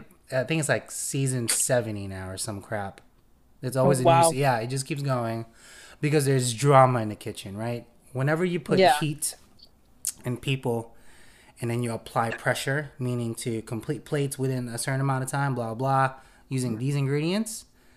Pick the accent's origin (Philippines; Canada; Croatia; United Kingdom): Philippines; now in United States; I'm not a U.S. native. I came from the Philippines